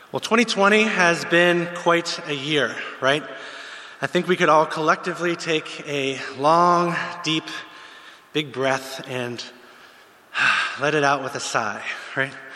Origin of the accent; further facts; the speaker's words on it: Pittsburgh, Pennsylvania, United States; moved away as an adult; I'm from the States. I grew up in the Pittsburgh area